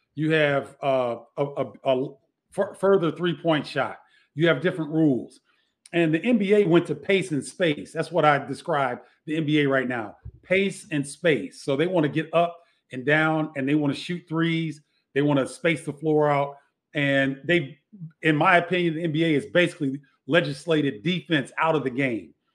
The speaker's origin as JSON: {"language": "English", "town": "Carbondale", "region": "Illinois", "country": "United States", "tie": "born or raised there", "moved": "yes", "lives_now": "Chicago, United States", "said": "growing up in Carbondale was a, a perfect situation for me because I currently live in Chicago"}